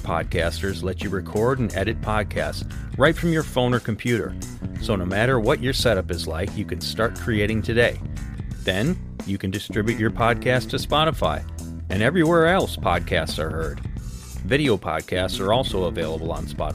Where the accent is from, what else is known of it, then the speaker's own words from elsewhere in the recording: Wisconsin, United States; Luke and I grew up in Wisconsin